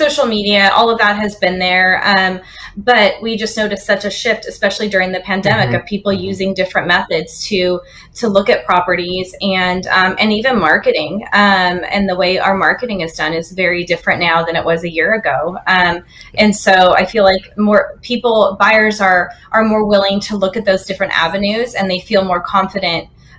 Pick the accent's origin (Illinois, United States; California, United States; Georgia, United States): California, United States; Northern; now in Austin, United States; we're actually originally from California, Northern California